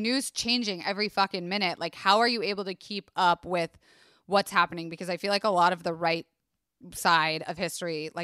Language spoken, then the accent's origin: English; Tampa, Florida, United States; I grew up in Tampa, Florida, which is a very conservative, leaning Republican, Southern, hospitality